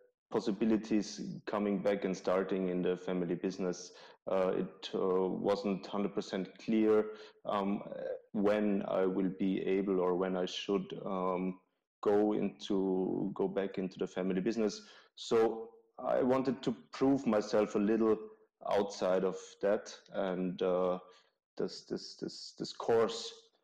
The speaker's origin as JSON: {"language": "English", "country": "Austria", "tie": "born or raised there", "also_born_or_lived": "Vienna, Austria / Buckingham, United Kingdom", "said": "I'm from Austria. Grew up in a small town in the countryside"}